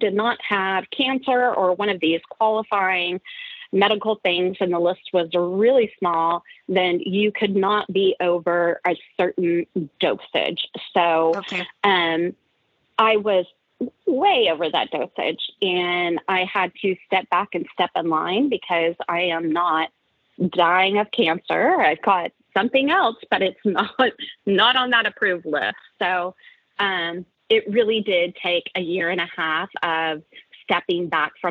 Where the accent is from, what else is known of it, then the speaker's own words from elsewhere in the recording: Oklahoma, United States; moved away as an adult; also born or lived in San Francisco Bay Area, California; I'm originally from the Oklahoma area